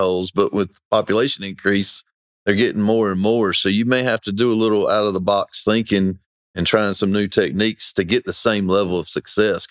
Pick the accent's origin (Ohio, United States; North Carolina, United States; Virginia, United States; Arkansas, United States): North Carolina, United States; Weldon; I grew up in Weldon fishing a fluke for striped bass